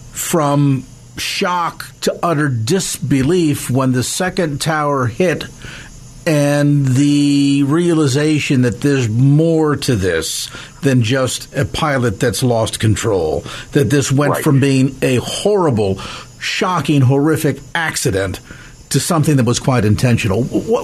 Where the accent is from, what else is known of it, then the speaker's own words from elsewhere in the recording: New York City, New York, United States; As a New Yorker